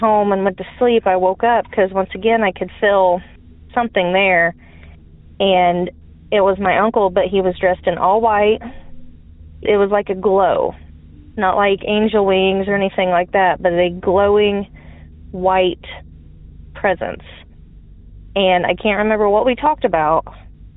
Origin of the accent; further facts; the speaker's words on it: Southern Illinois, United States; I'm from Southern Illinois.